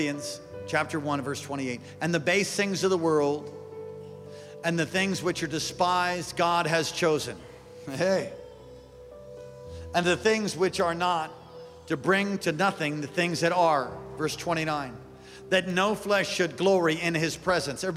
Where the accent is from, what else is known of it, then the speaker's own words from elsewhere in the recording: New York, United States; moved away; I was from New York